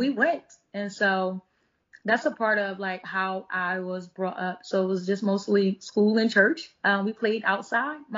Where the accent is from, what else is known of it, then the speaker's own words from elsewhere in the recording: Philadelphia, Pennsylvania, United States; I am from North Philadelphia, born and raised.